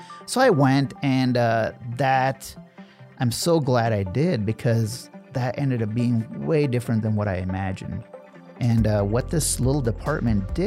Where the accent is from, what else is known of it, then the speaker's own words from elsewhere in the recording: Nebraska, United States; also born or lived in New Delhi, India; I was born in India, and we moved to Nebraska